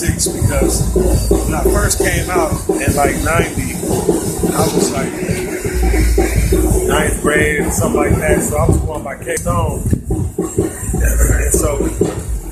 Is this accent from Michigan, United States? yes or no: yes; Detroit, Michigan, United States; I'm from Detroit